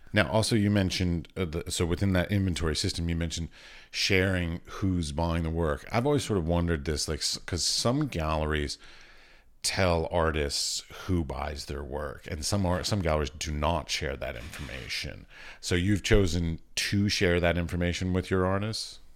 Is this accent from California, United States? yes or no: no; Washington, District of Columbia, United States; moved away as an adult; also born or lived in Iowa; now in Czech Republic; I grew up around the Smithsonian in Washington, D C.